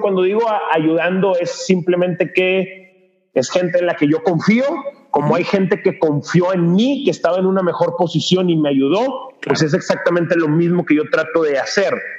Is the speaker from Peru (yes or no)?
no; Monterrey, Nuevo León, Mexico; also born or lived in San Pedro Garza García; nací, crecí en, en, Monterrey, Nuevo León